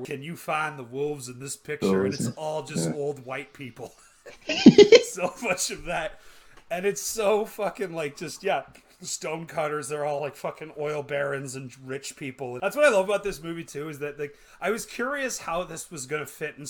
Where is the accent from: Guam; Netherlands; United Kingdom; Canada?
Canada